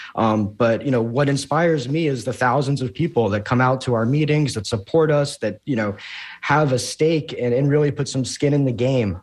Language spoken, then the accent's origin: English; Jacksonville, Florida, United States; I'm a native Floridian, born and raised in Jacksonville